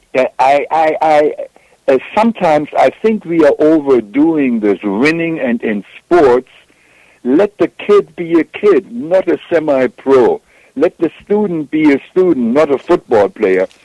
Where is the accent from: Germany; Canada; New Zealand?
Germany; accent: German; English is a second language; now in United States; as you may tell from my accent, I'm German, and that's where I grew up